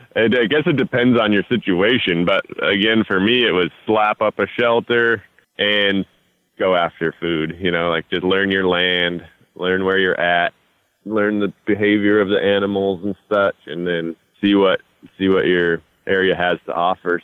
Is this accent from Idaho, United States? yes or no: yes; North Idaho, United States; I grew up in North Idaho, so it's just 90 miles south of Canada